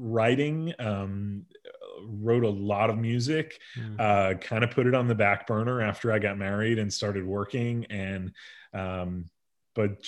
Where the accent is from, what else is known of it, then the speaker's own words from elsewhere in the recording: Bloomfield, New Jersey, United States; moved away as an adult; now in Nashville, United States; I grew up in Bloomfield, New Jersey, which is northeastern New Jersey